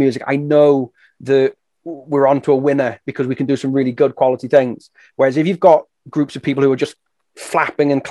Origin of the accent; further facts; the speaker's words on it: England, United Kingdom; moved away as an adult; now in Wales, United Kingdom; I grew up in England, but I'm living and working in Wales